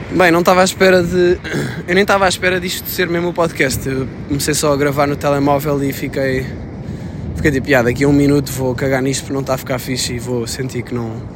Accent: Sintra, Lisbon, Portugal; moved away; estou na minha terra natal, que é a Grande Sintra

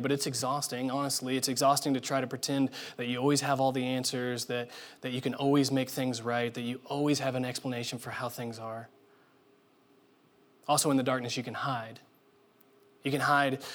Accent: Indiana, United States; growing up in Indiana, it's a requirement.

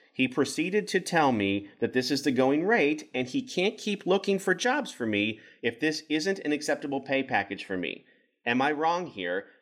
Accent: Kansas, United States; I grew up in Kansas

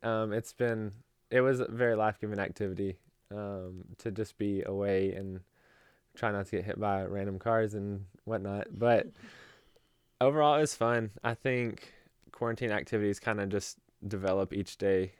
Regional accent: Knoxville, Tennessee, United States; I am from Knoxville, Tennessee

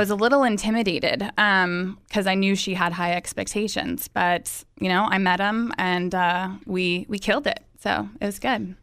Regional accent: Visalia, California, United States; moved away as an adult; also born or lived in San Diego, California; I am actually from Visalia, California, um, born and raised

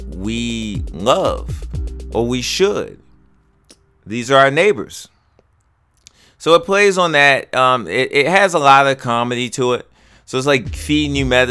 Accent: Baltimore, Maryland, United States; I'm from Baltimore

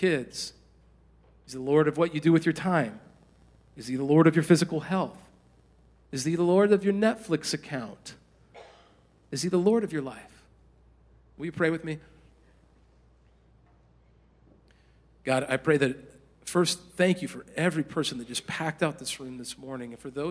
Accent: a small town in Indiana, United States; moved away as an adult; also born or lived in Southern California; I had grown up in a small town in Indiana

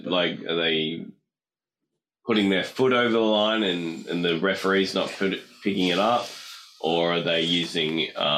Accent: Queensland, Australia; I'm a Queenslander

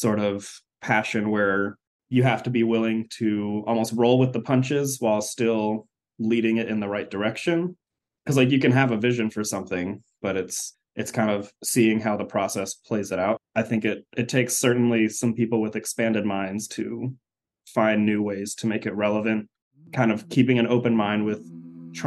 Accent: Austin, Texas, United States; moved away as an adult; also born or lived in Rochester, New York / Evanston, Illinois / Vancouver, Canada; So I grew up in Austin, Texas, which is actually where I currently live right now.

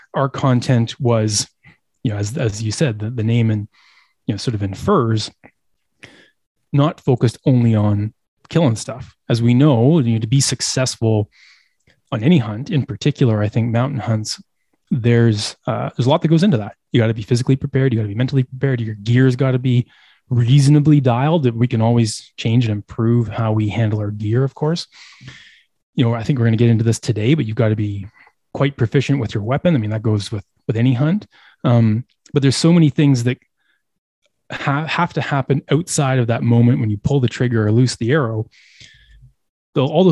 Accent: Eastern Canada, Canada; I grew up in Eastern Canada.

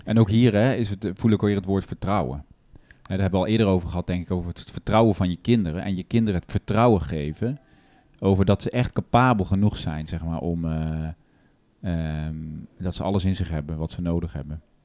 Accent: Netherlands; we dus als Nederlanders

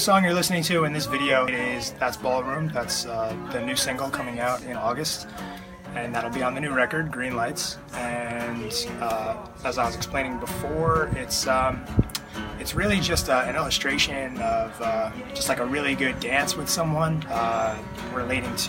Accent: San Marcos, United States; now in San Diego, United States; I'm from San Marcos. I've lived in San Diego for about 2.5 years now.

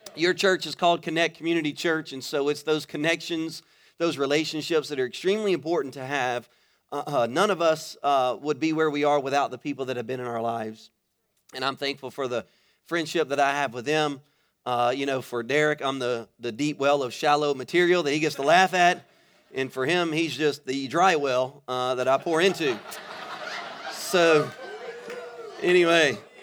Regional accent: Baton Rouge, Louisiana, United States; moved away as an adult; now in Florida, United States; I am originally from Louisiana. I was born and raised in Baton Rouge.

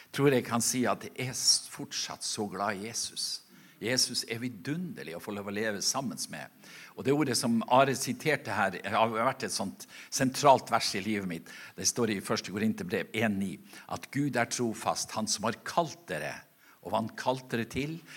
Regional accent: Norway; moved away; ute på øya der jeg kommer ifra

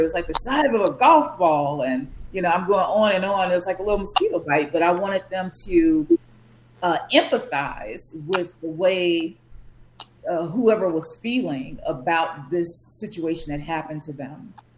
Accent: Chicago, Illinois, United States; I just grew up on the South Side near the lakefront, and um, yeah, that's where I'm from

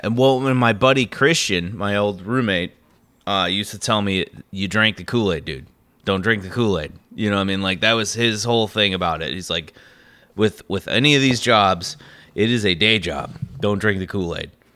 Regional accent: Midwest, United States; I grew up in the Midwest

